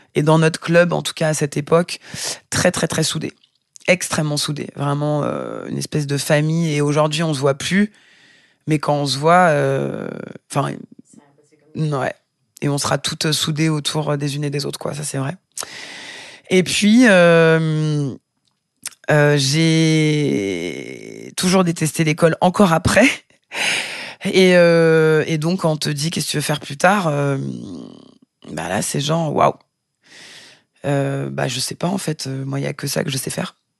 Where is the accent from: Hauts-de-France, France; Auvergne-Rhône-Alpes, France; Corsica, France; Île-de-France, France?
Île-de-France, France; Vitry-sur-Seine; moved away as an adult; also born or lived in Paris / Fontenay-aux-Roses / Tarn / Brazil; now in Marseille, France; Je suis née à Paris en 1978, dans le 12e. J'ai grandi en banlieue, d'abord à Fontenay-aux-Roses dans le 92, puis à Vitry-sur-Seine, 9-4